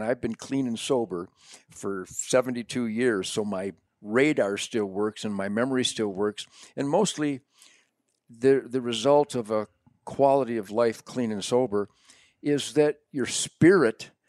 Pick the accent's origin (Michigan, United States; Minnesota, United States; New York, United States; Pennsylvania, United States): Michigan, United States; Detroit; I was born in Detroit